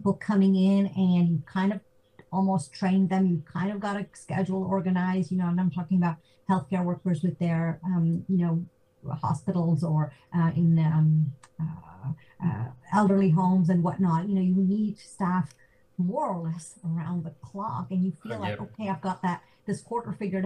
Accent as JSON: {"language": "English", "region": "Georgia", "country": "United States", "tie": "born or raised there", "also_born_or_lived": "Zambia / San Jose, California / New York", "moved": "as an adult", "lives_now": "Zurich, Switzerland", "said": "I grew up in Georgia. My parents are in Atlanta."}